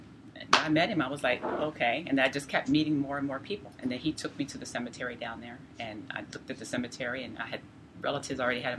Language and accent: English; York, Pennsylvania, United States; I am a genealogist from York, Pennsylvania.